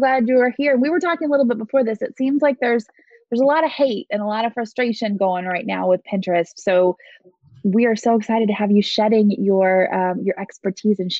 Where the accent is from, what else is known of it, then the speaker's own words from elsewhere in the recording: Oklahoma, United States; we're both native Okies here